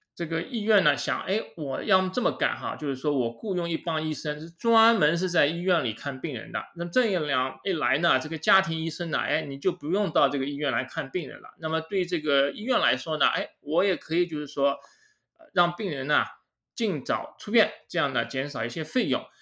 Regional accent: China; moved away as an adult; also born or lived in Zhejiang; now in United States; 我呢是从大陆来的哈，我是浙江大学医学院毕业的

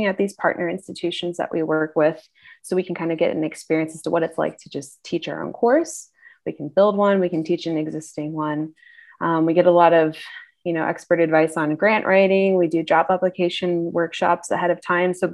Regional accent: a town about 30 minutes outside Atlanta, Georgia, United States; I am originally from Atlanta, Georgia, more so a town that's about 30 minutes outside of Atlanta

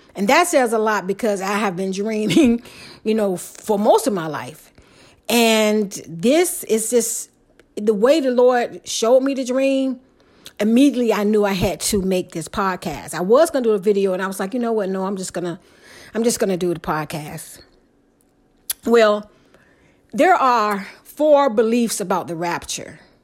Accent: Portsmouth, Virginia, United States; the house I grew up in Portsmouth, Virginia

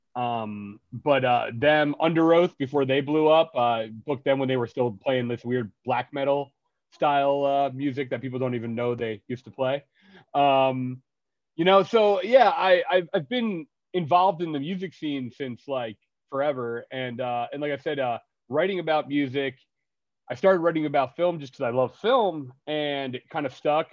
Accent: New Jersey, United States; also born or lived in Philadelphia; I grew up in the North Jersey punk scene

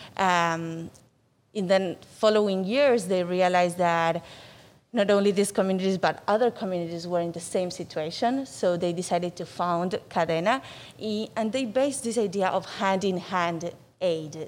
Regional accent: Buenos Aires, Argentina; moved away as an adult; also born or lived in Durham, North Carolina / Seattle, Washington; now in Miami, United States; so I'm from Argentina. I was born and raised there in Buenos Aires.

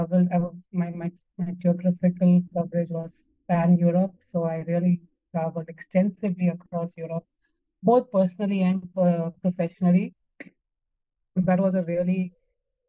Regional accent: Ahmedabad, Gujarat, India; moved away as an adult; also born or lived in United States / Singapore; So I am born and brought up in India. I grew up in Ahmedabad, did my schooling mostly in Ahmedabad

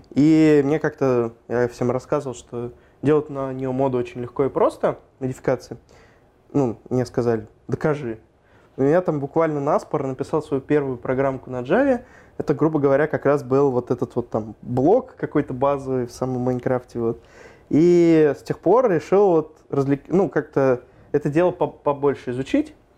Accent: Moscow Oblast, Russia; я сам из Подмосковья.

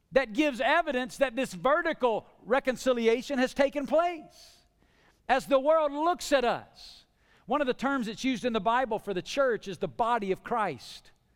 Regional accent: the South, United States; I grew up in the South

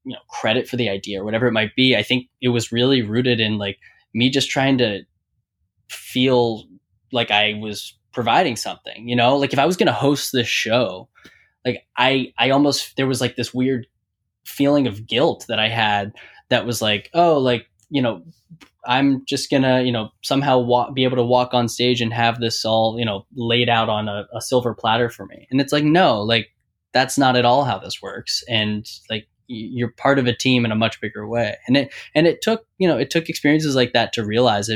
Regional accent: Pittsburgh, Pennsylvania, United States; I'm from Pittsburgh

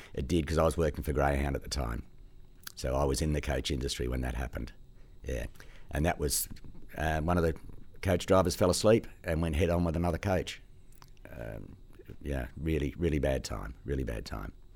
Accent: Australia; also born or lived in Sydney / Gosford; now in Queensland, Australia; Australia is my country. It's where I was born.

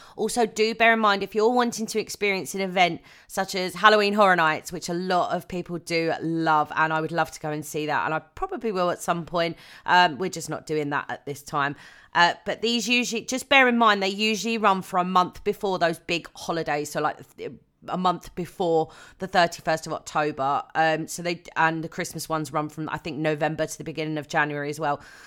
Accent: United Kingdom; I am a Brit

